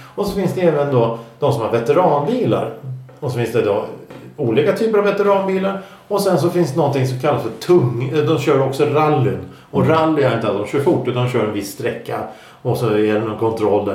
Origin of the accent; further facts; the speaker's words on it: Stockholm, Stockholm County, Sweden; vi stockholmare